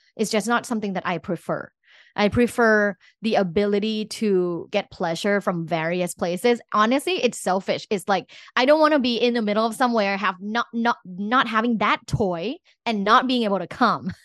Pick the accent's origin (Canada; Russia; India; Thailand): Thailand; I'm from Thailand